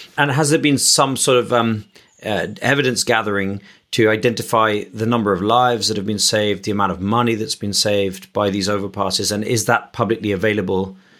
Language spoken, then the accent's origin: English; Richmond, United Kingdom; where my mother lives and where I grew up in Richmond